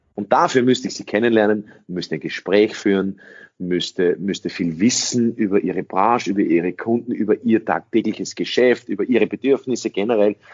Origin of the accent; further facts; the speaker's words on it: Austria; first language English; German is a second language; also born or lived in United States; ich in einen österreichischen Kindergarten gegangen bin